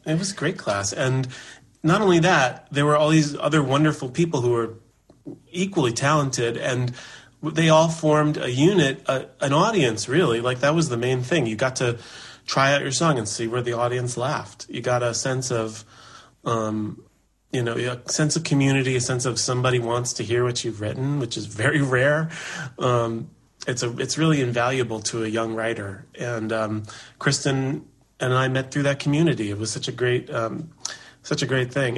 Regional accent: New York City, New York, United States; I was born in Manhattan

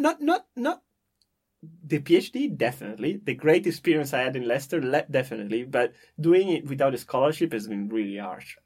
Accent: Parma, Emilia-Romagna, Italy; I'm from Parma in the north of Italy

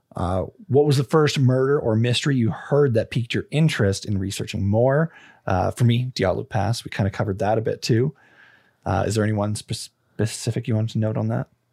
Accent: Canada; Being Canadian

